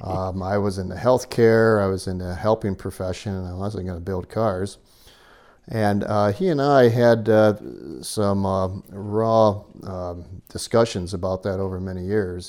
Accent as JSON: {"language": "English", "region": "Michigan", "country": "United States", "tie": "born or raised there", "also_born_or_lived": "Danville, California", "moved": "as an adult", "lives_now": "Nevada County, California, United States", "said": "My, uh, roots as a child until midlife was, uh, Michigan"}